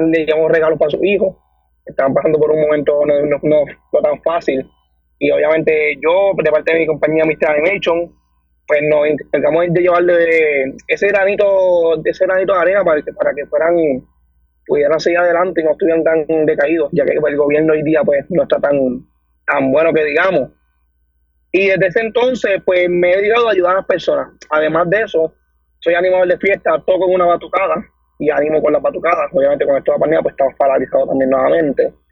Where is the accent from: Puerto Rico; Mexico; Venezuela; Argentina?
Puerto Rico; Dorado; Mira, yo soy del pueblo de Dorado, tengo 23 años